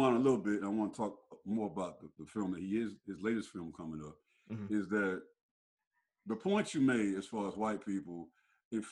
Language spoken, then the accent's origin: English; United States; I am an American black man